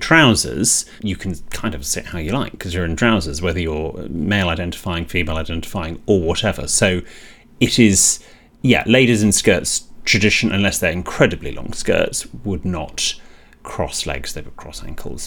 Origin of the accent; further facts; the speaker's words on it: United Kingdom; in Britain, we are slightly more negative generally